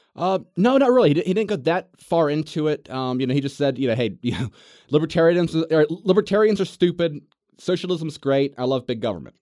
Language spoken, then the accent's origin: English; the South, United States; I was born in the South. You know, I, I consider myself a Southerner